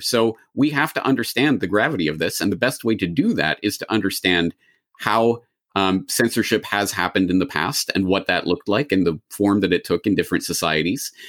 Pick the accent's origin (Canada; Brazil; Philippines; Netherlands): Canada; now in Japan; a Canadian in Japan who has spent a grand total of maybe, I don't know, seven days of my life in the United States